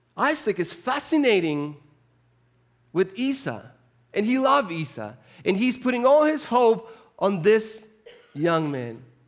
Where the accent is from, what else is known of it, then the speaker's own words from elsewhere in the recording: Chile; moved away; I grew up in the South. I'm from the South, so very, very, very South. I'm from Chile.